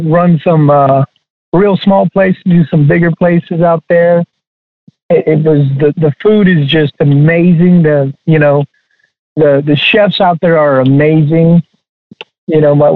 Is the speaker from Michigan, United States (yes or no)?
no; San Diego, California, United States; also born or lived in Alvin, Texas; now in Texas, United States; I was born and raised in San Diego by a single mother